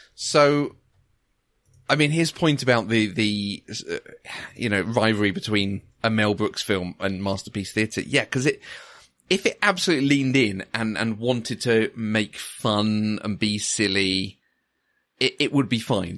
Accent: near Crawley, South East England, United Kingdom; I grew up near Crawley.

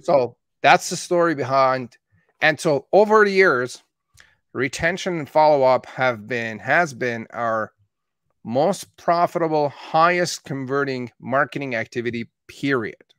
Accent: Calgary, Alberta, Canada; born or raised there; also born or lived in Tehran, Iran

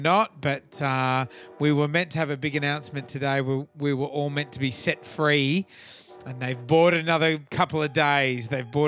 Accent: Australia; I grew up on a farm and the whole thought, I guess in kind of regional Australia in the 80s

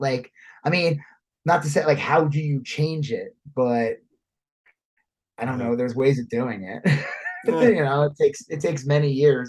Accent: Long Island, New York, United States; also born or lived in Texas; I never met more racist people than I did growing up in Long Island.

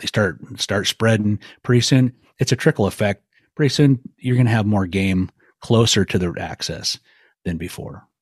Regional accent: Clearwater region of Idaho, United States; the area where I grew up in the Clearwater region of Idaho

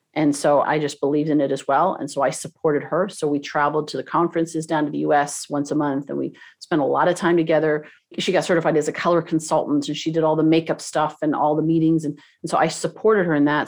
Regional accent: Toronto, Ontario, Canada; now in Southern California, United States; I grew up in, in Toronto

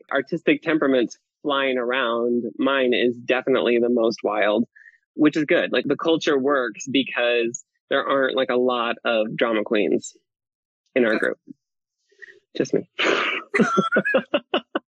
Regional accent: Iowa, United States; moved away as an adult; now in California, United States; I'm from Iowa originally, and I came out to California in 2009

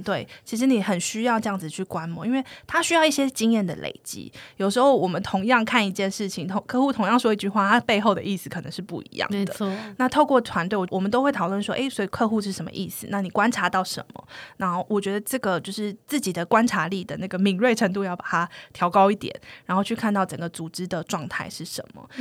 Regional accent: Taiwan; moved away as an adult; also born or lived in United States; 我是从小台湾土生土长嘛，然后就到了美国

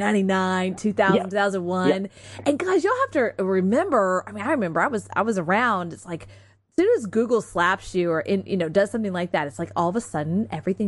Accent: Texas, United States; I'm a Texan

